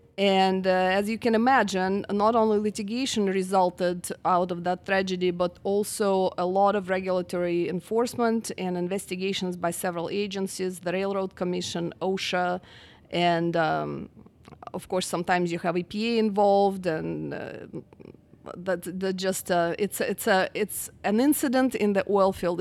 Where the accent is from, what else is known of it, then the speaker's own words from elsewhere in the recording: Russia; moved away as an adult; also born or lived in Utah; now in Houston, United States; I'm actually from Russia originally, and I came here after college